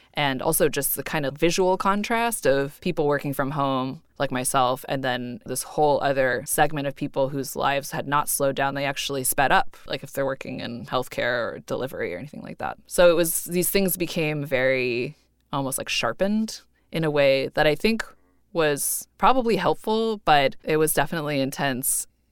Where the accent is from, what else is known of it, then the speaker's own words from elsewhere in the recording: Cupertino, California, United States; I grew up in Cupertino